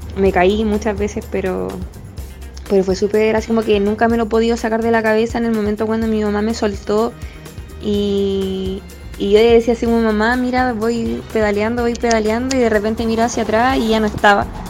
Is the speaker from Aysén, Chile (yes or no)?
no; Santiago, Santiago Metropolitan Region, Chile; soy de Santiago, pero fui criada en Pedro Aguirre Cerda